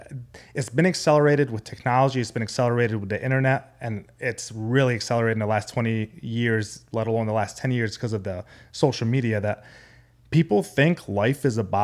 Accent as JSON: {"language": "English", "town": "Amman", "region": "Amman Governorate", "country": "Jordan", "tie": "born or raised there", "also_born_or_lived": "San Diego, California", "said": "So I'm Arabic. I was born in San Diego, California. But when I was 4 years old, I moved to the Middle East, Amman, Jordan, because that's where my mom's side of the family lives."}